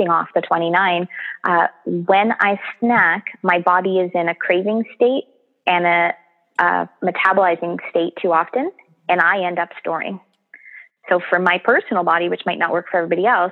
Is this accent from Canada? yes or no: yes; Canada; We're so Canadian